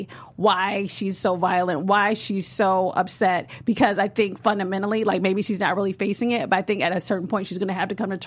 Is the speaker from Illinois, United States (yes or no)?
yes; Chicago, Illinois, United States; I am from Chicago, and which is the birthplace of house music